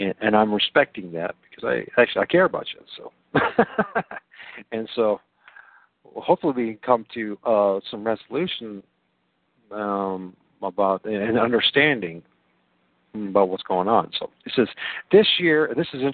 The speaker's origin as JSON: {"language": "English", "region": "east side of Lake Michigan", "country": "United States", "tie": "born or raised there", "said": "I'm a guy who grew up on the east side of Lake Michigan"}